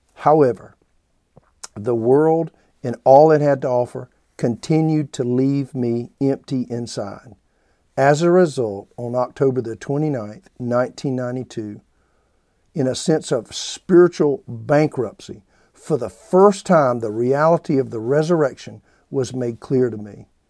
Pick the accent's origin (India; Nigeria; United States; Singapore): United States; South Carolina; I grew up in the South in what's referred to as the Bible Belt in a little small town in South Carolina.